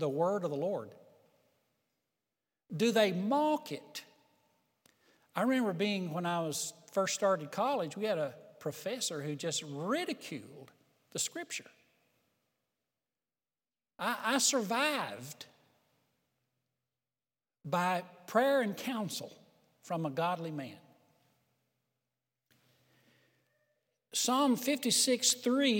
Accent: Hills of Tennessee, United States; growing up in Hills of Tennessee

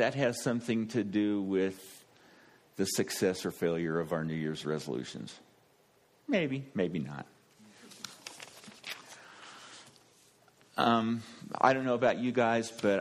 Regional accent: Kansas, United States; I'm from Kansas

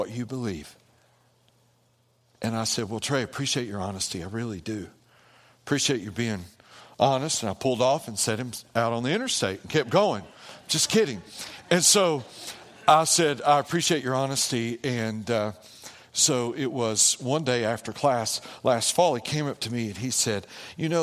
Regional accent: near Asheville, North Carolina, United States; near Asheville

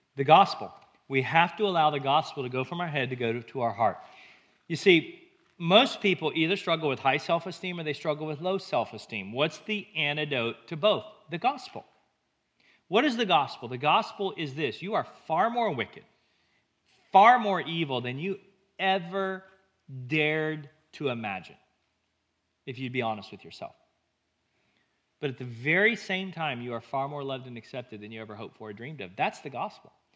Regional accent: United States; we as American Christians use our faith

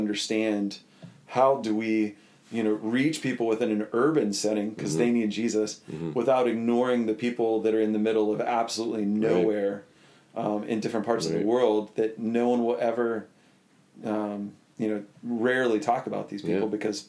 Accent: Butler, Pennsylvania, United States; So I was born and raised in Butler, Pennsylvania, and my dad worked for Armco.

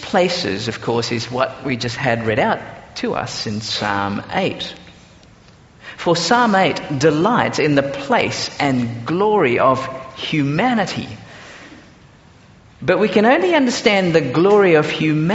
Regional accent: Singapore; now in Australia; I grew up in Singapore before actually coming out to Australia

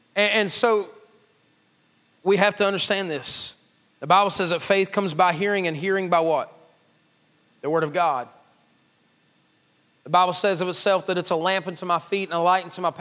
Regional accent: McDowell County, West Virginia, United States; I'm from McDowell County. We probably didn't have computers even when everybody else did

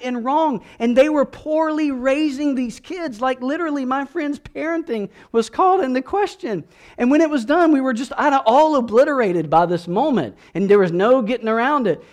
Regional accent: South Georgia, United States; moved away; I grew up in South Georgia

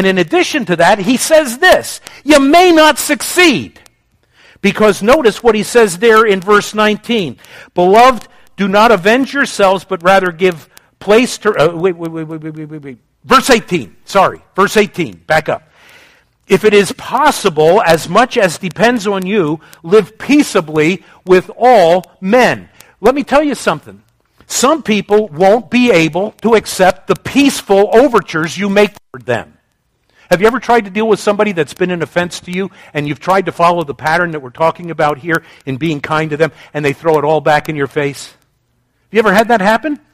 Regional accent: United States; as an American

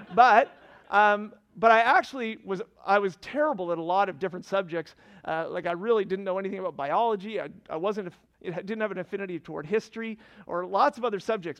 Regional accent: Fredericton, New Brunswick, Canada; moved away as an adult; also born or lived in Annapolis Valley, Nova Scotia; now in Nova Scotia, Canada; I'm from Fredericton originally

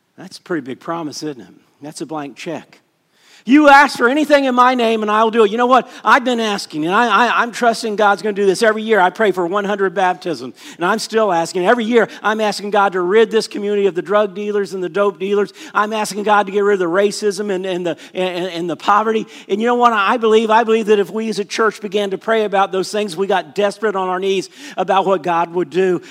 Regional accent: Orlando, Florida, United States; I grew up in Orlando, Florida

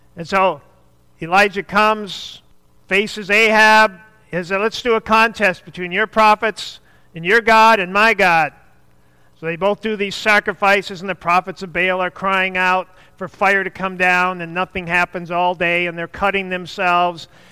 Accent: the North, United States; I'm from the North

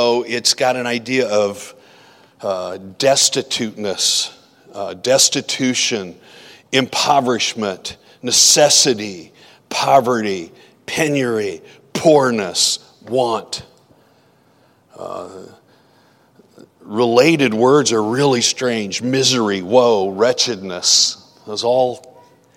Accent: Iowa, United States; where I grew up in Iowa

